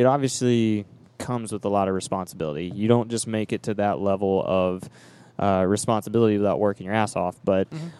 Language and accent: English; Hickory, North Carolina, United States; my hometown of Hickory, North Carolina